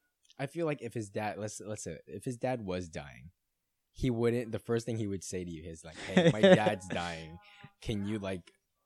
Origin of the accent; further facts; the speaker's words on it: Brighton, South East England, United Kingdom; He's one of those people, and I grew up in Brighton.